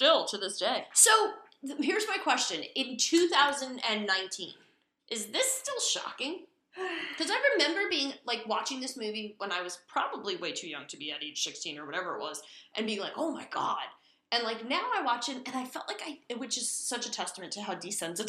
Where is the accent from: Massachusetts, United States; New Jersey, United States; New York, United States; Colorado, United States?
New Jersey, United States; Hudson County; I grew up in Hudson County